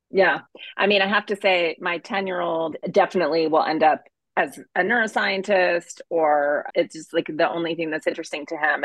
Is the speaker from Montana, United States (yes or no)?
yes; Montana, United States; I grew up in Montana